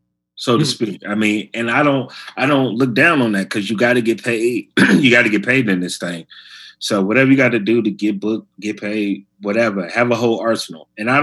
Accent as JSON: {"language": "English", "town": "Chicago", "region": "Illinois", "country": "United States", "lives_now": "New York, United States", "said": "Like, I was mostly doing clubs when I came from Chicago."}